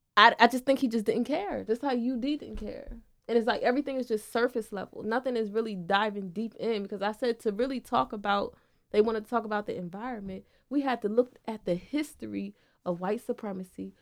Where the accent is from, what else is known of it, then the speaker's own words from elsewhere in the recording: Wilmington, Delaware, United States; I was born and raised in Wilmington.